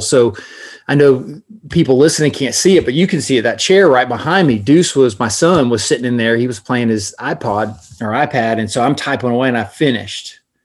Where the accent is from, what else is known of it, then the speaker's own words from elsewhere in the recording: Florida, United States; from Florida